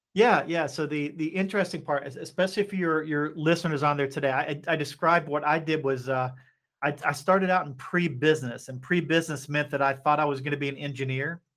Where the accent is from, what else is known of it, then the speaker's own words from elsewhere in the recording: Appalachia, United States; moved away as an adult; also born or lived in Asia / Hong Kong; I grew up in Appalachia